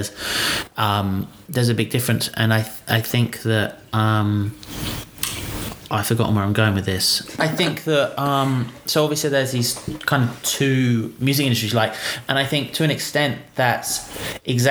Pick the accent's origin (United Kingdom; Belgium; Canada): United Kingdom; now in Australia; I'm British